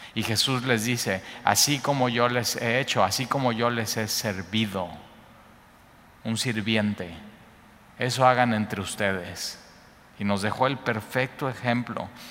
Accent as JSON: {"language": "Spanish", "country": "Mexico", "also_born_or_lived": "Cuernavaca"}